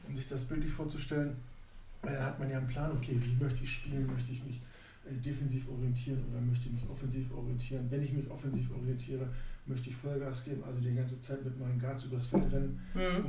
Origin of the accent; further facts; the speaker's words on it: Neustadt am Rübenberge, Lower Saxony, Germany; moved away; wir sind aus Neustadt